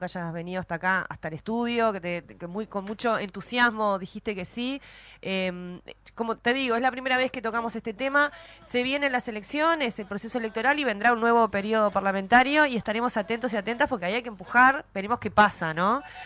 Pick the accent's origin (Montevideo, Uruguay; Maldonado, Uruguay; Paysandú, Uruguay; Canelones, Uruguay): Maldonado, Uruguay; crecí en Maldonado